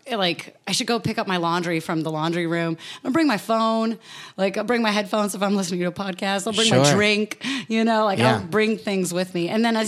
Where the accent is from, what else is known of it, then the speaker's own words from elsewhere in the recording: East Bay, San Francisco Bay Area, California, United States; I was born in the Bay Area.